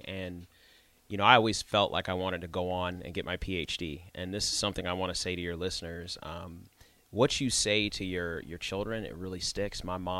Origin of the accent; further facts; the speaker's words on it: New Mexico, United States; born there; also born or lived in North Carolina; we traveled around a lot of different places. So I actually was born in New Mexico, then I moved to North Carolina, then I moved